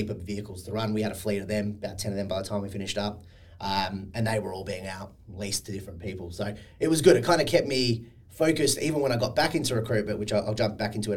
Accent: Sydney, New South Wales, Australia; moved away as an adult; also born or lived in Perth; I'm from Sydney, but was living in Perth at the time. Always wanted to come home

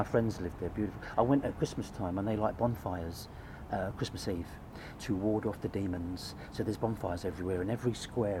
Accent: London, United Kingdom; So my dad said, because I was born in London, he wanted all my brothers and sisters to have English first names.

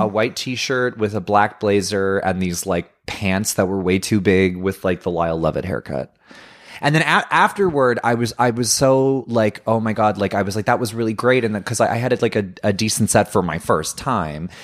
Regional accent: Ottawa, Ontario, Canada; where I grew up in in Orleans, I went to a Catholic high school and I lived in a very waspy white privileged suburban neighborhood.

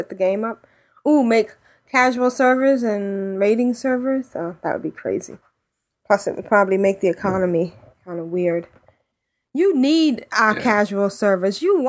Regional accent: the South, United States; accent: Southern; as long as you only make fun of my southern accent a little bit.

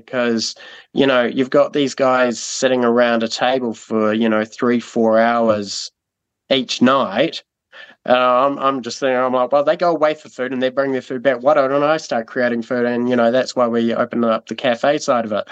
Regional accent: Timaru, Canterbury, New Zealand; also born or lived in Burkes Pass; before we were in Timaru, I grew up in Burke's Pass

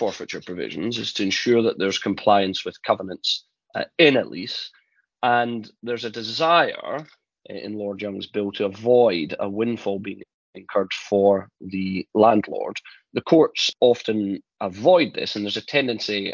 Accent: Scotland, United Kingdom; I'm the Scottish one.

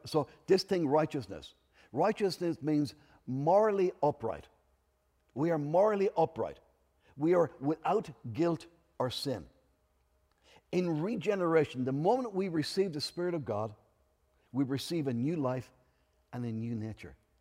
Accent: Enniscorthy, Leinster, Ireland; I'm from Enniscorthy in Wexford

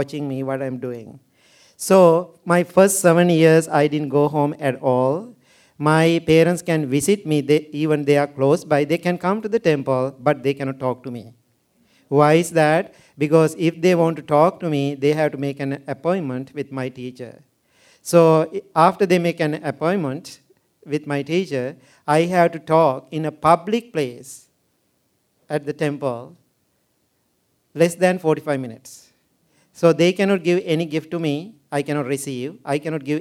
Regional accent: Sri Lanka; moved away; I was born and raised in Sri Lanka.

